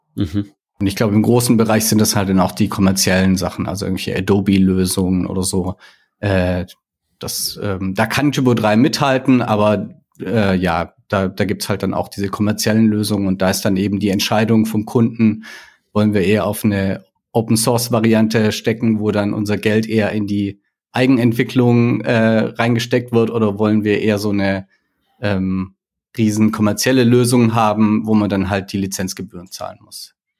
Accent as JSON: {"language": "German", "region": "Baden-Württemberg", "country": "Germany", "moved": "yes", "lives_now": "Hamburg, Germany", "said": "Ursprünglich komme ich aus Baden-Württemberg, also eher Süddeutschland. Mich hat's mittlerweile aber nach Hamburg verschlagen."}